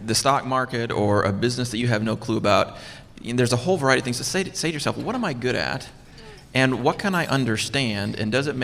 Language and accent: English; United States; now in Canada; Being an American